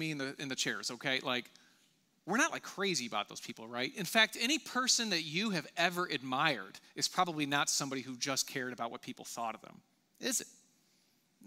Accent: United States; I'm an American

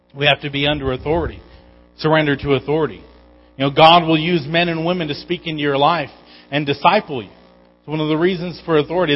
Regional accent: Igiugig, Alaska, United States; moved away; Growing up in Igiak

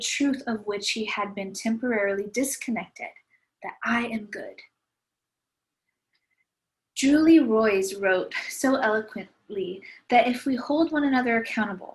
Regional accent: Visalia, California, United States; I grew up in Visalia, California, and I loved it there.

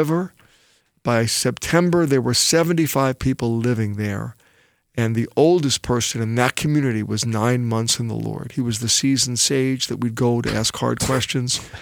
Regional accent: New York City, New York, United States; accent: New York; also born or lived in New Jersey; I was born in Brooklyn, New York

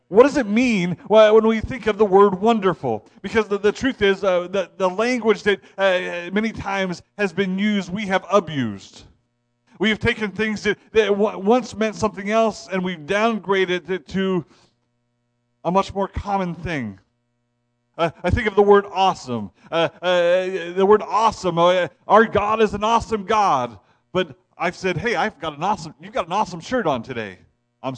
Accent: Ohio, United States; now in Maine, United States; I'm from Ohio. You do not see the Northern Lights in Ohio. I moved to Maine

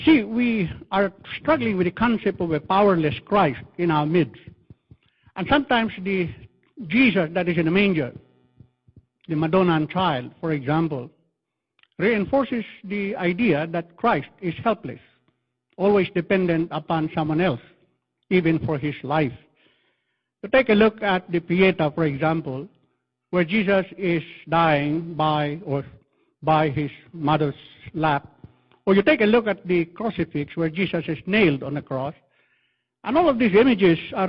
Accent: Philippines; accent: Filipino English; I'm using Filipino English

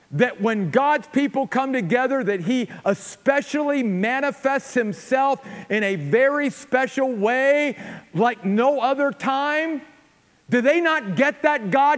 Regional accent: United States; especially as American Christians

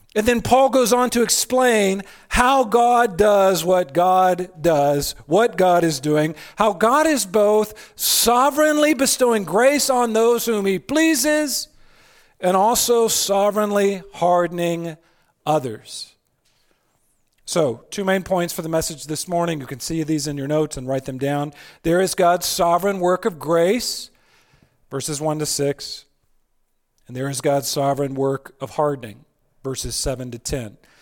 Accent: United States; I'm an American.

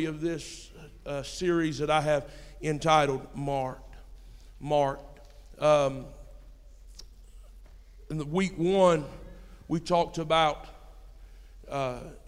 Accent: United States; I'm an American

